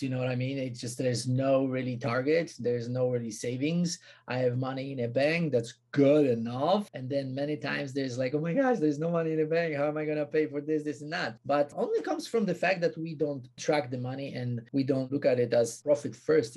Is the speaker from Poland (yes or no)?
yes; Poland; moved away; also born or lived in United States / South Africa; I come from Poland.